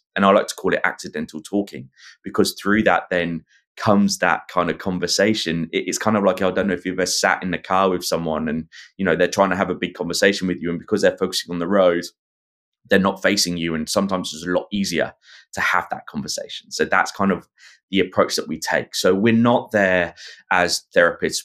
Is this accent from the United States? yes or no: no; England, United Kingdom; accent: English Pommy; now in Australia; my English Pommy accent